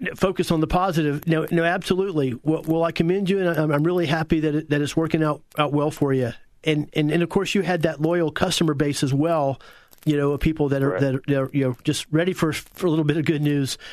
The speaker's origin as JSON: {"language": "English", "region": "Central Florida", "country": "United States", "said": "our Central Florida area and certainly Apopka was uh, very rural and agrarian back in those days"}